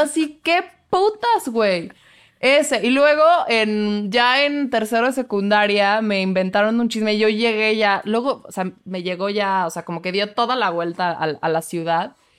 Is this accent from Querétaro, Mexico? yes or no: yes; Querétaro, Mexico; Querétaro, de donde soy yo